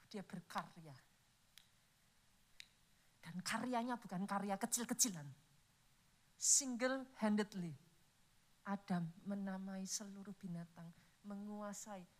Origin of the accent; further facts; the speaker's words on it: Java, Indonesia; Saya orang Jawa, saudara.